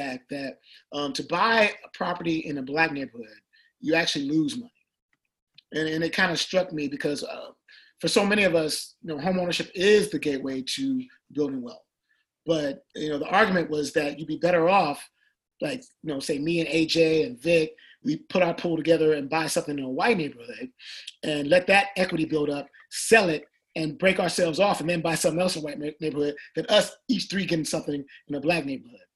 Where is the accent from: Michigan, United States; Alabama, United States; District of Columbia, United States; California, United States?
Michigan, United States; now in Atlanta, United States; growing up in Michigan